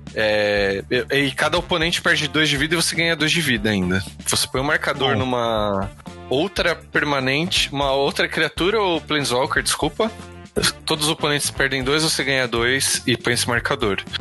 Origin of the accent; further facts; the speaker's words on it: São Paulo, Brazil; a gente é paulista